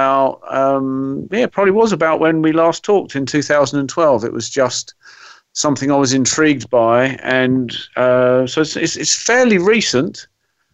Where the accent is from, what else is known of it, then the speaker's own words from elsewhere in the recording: Brighton, South East England, United Kingdom; I'm originally from Brighton on the south coast of England, and I'm currently based about 6 miles inland.